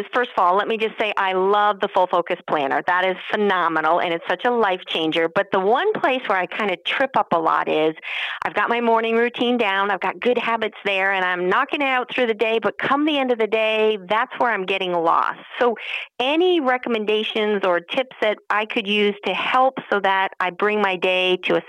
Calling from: Albany, New York, United States; So, we are in upstate New York, so Albany area.

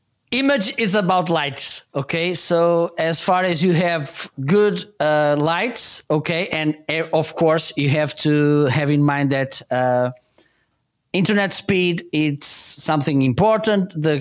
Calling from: Portugal; English is a second language; I'm doing good, and I'm joining you from Portugal.

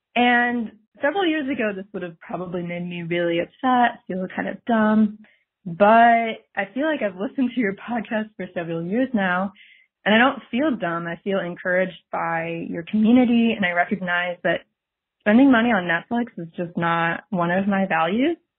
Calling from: St. Louis, Missouri, United States; I'm calling from St. Louis

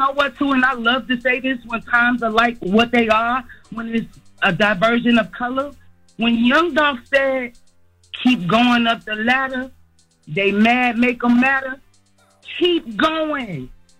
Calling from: Columbia, South Carolina, United States; I'm checking in from Columbia, South Carolina.

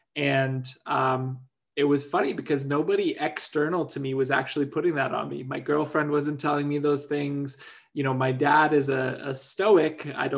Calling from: Vancouver, British Columbia, Canada; Well, I'm dialing in from the Coast Salish unceded territories of the Musqueam, Squamish, and Tsleil-Waututh, also known as Vancouver.

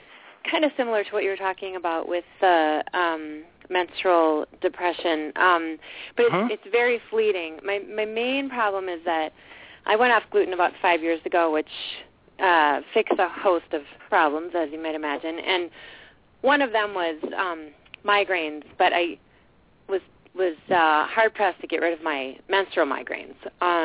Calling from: St. Paul, Minnesota, United States; Hi, it's … from St. Paul.

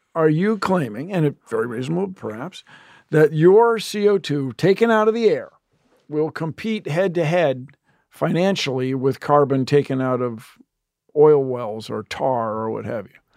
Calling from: Atlanta, Georgia, United States; I'm calling from Atlanta, Georgia.

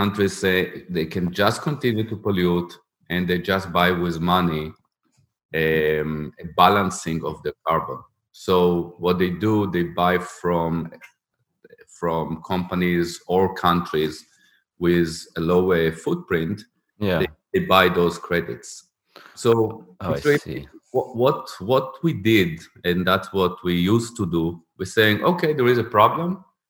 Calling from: Riga, Latvia; I'm taking that from Riga in Latvia.

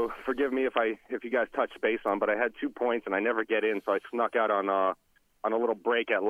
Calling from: Olympia, Washington, United States; over in Olympia, Washington.

